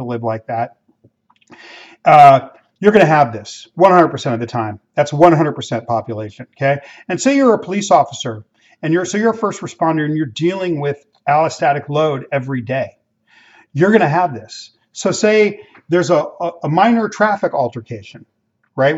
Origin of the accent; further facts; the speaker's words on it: Los Angeles, California, United States; I grew up in Mexican immigrant neighborhoods in inner city Los Angeles